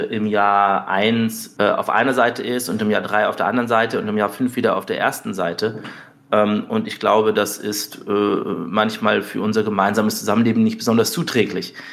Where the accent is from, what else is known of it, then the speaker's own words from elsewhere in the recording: Munich, Bavaria, Germany; also ich bin äh, zum Teil in München aufgewachsen mhm. und dann eben auch zum Teil in kleineren Städten und in Dörfern.